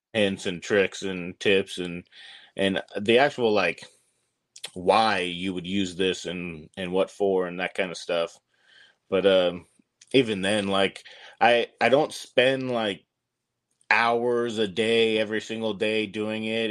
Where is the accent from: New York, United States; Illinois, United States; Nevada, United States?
Nevada, United States; my home state of Nevada